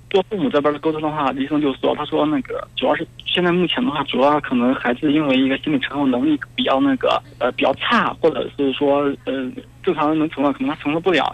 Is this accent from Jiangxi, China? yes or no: no; Henan, China; 我也是河南的